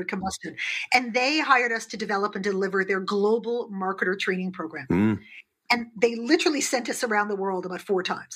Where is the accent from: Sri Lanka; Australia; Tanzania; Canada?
Canada; also born or lived in United Kingdom; I'm Canadian